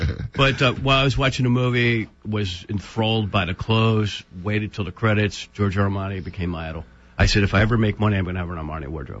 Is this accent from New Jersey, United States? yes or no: no; Philadelphia, Pennsylvania, United States; moved away; also born or lived in Tampa / Miami; I'm Italian and from Philly.